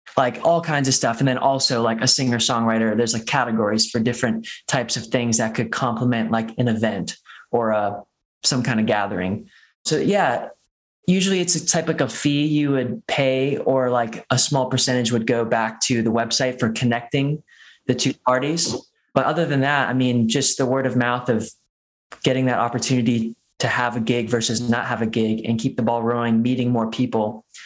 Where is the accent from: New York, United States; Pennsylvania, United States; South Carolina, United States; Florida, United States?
South Carolina, United States; moved away as an adult; also born or lived in Charleston, South Carolina; now in Boulder, Colorado, United States; I played music all growing up in South Carolina